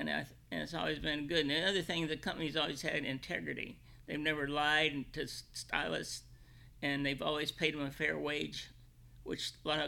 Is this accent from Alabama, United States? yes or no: no; Illinois, United States; also born or lived in Kentucky; Central Illinois.